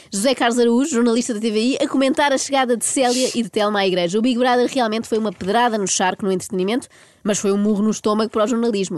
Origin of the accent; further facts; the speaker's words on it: Portugal; como boa portuguesa